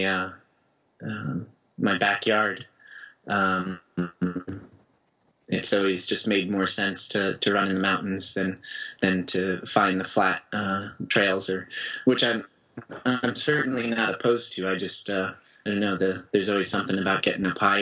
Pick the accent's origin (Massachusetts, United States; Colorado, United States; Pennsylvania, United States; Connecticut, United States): Colorado, United States; Aspen; also born or lived in Portland, Oregon; my hometown of Aspen